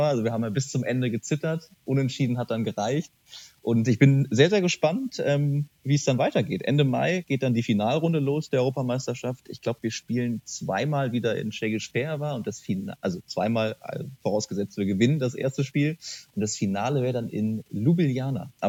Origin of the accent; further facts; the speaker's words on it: Bonn, North Rhine-Westphalia, Germany; Ich bin Bonner, genau.